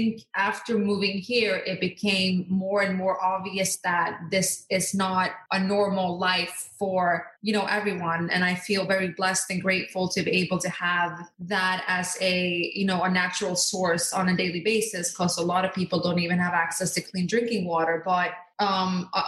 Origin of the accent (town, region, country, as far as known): Norway; born or raised there; also born or lived in Skiathos, Greece; now in United States